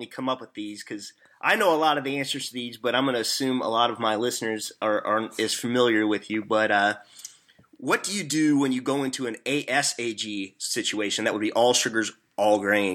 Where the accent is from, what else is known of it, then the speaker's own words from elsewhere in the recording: Missouri, United States; accent: hillbilly; I am from Missouri, so I'm not from the South, but I have family in Chicago. They say I talk like a hillbilly